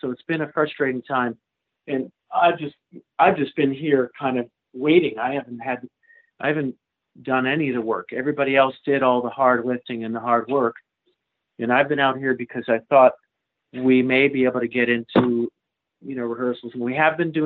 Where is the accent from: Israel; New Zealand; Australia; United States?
United States; Manchester, Connecticut; moved away as an adult; also born or lived in California / Europe; I grew up in Manchester, right, around Hartford